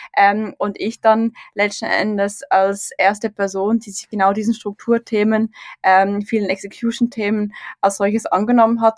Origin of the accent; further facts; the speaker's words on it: Switzerland; also born or lived in St. Gallen; in der Schweiz auf dem Land aufgewachsen